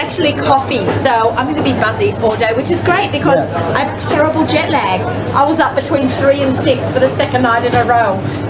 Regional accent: Australia; also born or lived in Sydney, Australia; now in Woodmere, Long Island, United States; I'm Australian, you know. I was brought up on beer.

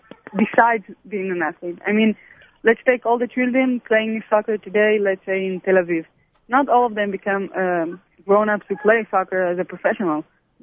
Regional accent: Antalya, Turkey; I grew up in Antalya and there was no Arab people around here.

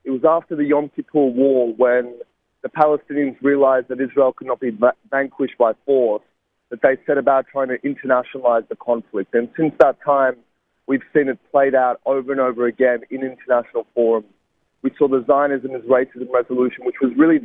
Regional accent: Sydney, New South Wales, Australia; a university in my hometown of Sydney

